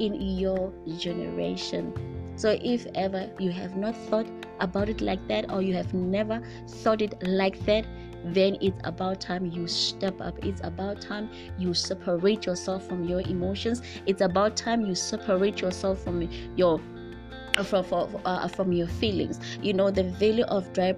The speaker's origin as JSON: {"language": "English", "country": "South Africa", "said": "in my culture as a South African"}